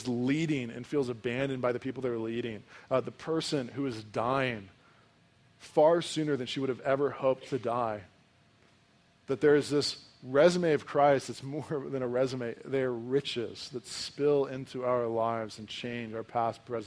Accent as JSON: {"language": "English", "country": "United States", "said": "as an American"}